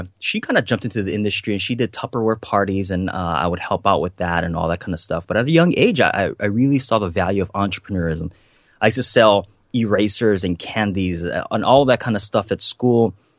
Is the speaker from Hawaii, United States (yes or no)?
yes; Hawaii, United States; growing up on the North Shore of Hawaii, I didn't come from much. You know, we didn't have much. You know, the house that I grew up in had a big hole in the roof.